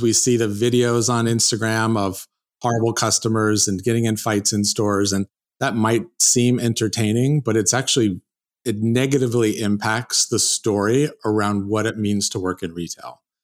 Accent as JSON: {"language": "English", "town": "South Lake Tahoe", "region": "California", "country": "United States", "tie": "born or raised there", "said": "I'm from California, and I, I'm actually grew up in South Lake Tahoe"}